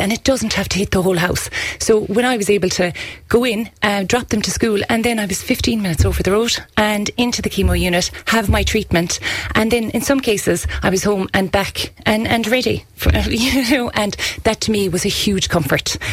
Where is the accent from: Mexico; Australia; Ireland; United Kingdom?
Ireland; County Kerry, Munster; here in our home county